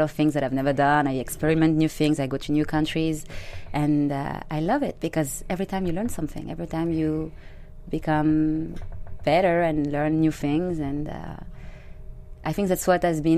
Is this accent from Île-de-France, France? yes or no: no; Bordeaux, Nouvelle-Aquitaine, France; English is a second language; moved away as an adult; also born or lived in Germany / Africa; now in Los Angeles, United States; I grew up in France